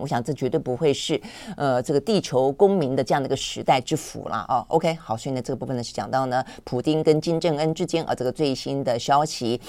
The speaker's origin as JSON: {"language": "Chinese", "country": "Taiwan", "said": "我们台湾人"}